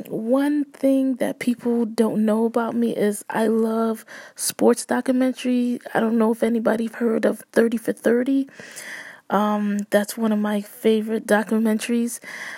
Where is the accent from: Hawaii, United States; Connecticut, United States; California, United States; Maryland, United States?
Connecticut, United States; Bridgeport; I am from Bridgeport, Connecticut